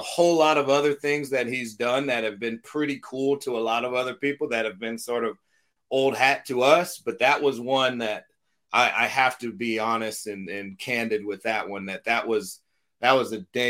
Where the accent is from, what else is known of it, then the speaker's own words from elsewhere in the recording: Los Angeles, California, United States; I'm a kid from Los Angeles.